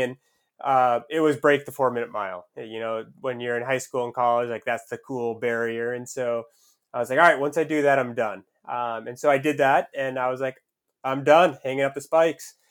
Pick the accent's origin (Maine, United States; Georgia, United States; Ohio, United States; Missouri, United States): Maine, United States; Southern; I grew up in Southern Maine, so it was about two hours north of Boston.